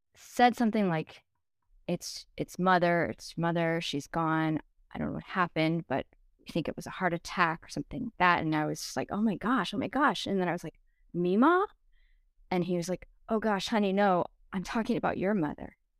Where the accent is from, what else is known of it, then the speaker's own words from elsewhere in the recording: Dallas, Texas, United States; moved away as an adult; also born or lived in Saint Louis; I moved from Dallas to Saint Louis. I grew up in Dallas